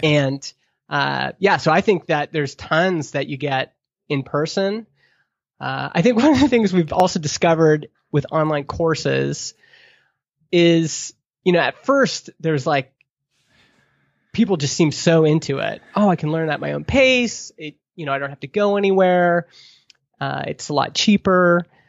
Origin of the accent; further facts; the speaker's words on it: Alberta, Canada; moved away as an adult; also born or lived in Stony Plain, Alberta; now in Vernon, Canada; as a Alberta kid